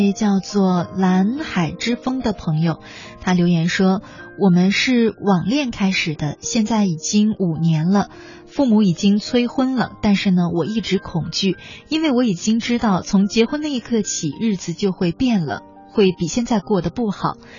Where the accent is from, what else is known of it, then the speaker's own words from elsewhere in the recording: Northeast China, China; accent: Northeastern dialect; 用我们东北话叫炸刺的